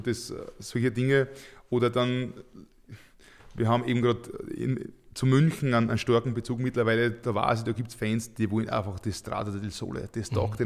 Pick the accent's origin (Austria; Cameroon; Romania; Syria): Austria; Leitzersdorf, Lower Austria; in meinem Heimatort in Leitzersdorf